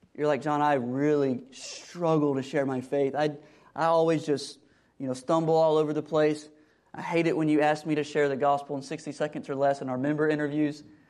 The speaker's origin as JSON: {"language": "English", "country": "United States"}